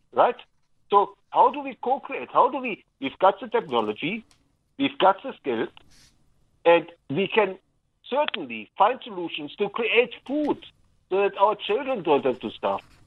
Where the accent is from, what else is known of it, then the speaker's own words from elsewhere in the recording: Berlin, Germany; moved away as an adult; now in South Africa; I was born and bred in Germany, the divided city of Berlin